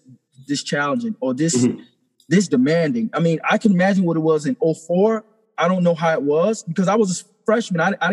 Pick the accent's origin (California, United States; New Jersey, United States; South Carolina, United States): South Carolina, United States; St. Stephen; I grew up in St. Stephen, South Carolina